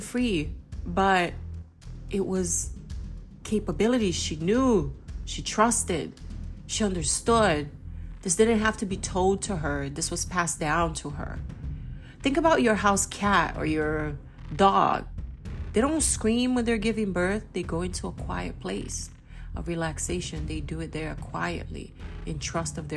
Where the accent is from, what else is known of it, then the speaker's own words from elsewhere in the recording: Belém, Pará, Brazil; moved away; also born or lived in United States; I am Brazilian American. I grew up part of my life in Brazil, and I'm from Belém do Pará, which is right next to the Amazon.